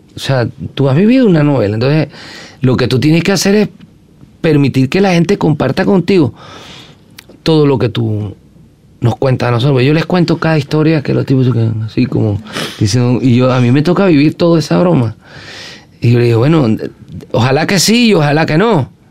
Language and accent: Spanish; western Venezuela, Venezuela; es del occidente del país donde me crié, en Venezuela